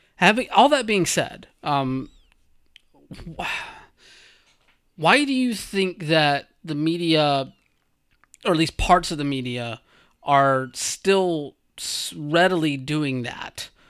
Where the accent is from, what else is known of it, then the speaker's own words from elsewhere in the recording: rural Georgia, United States; I'm from Bumfuck, Georgia